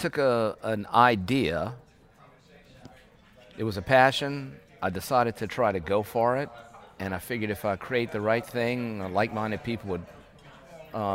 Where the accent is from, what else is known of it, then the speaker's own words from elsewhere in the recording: Raceland, Louisiana, United States; also born or lived in New Orleans, Louisiana; now in Lafayette, United States; I'm from Raceland by Lafourche on that side of the state